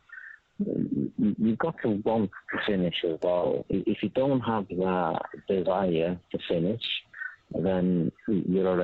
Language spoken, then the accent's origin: English; Wales, United Kingdom; I'm Welsh